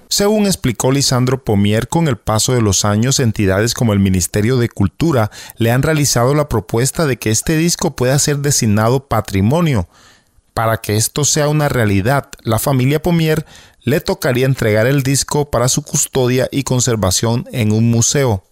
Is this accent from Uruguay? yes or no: no; San Andrés, Providencia and Santa Catalina, Colombia; accent: raizal; desde la isla de San Andrés, con una de nuestras acostumbradas historias contadas con nuestro propio acento raizal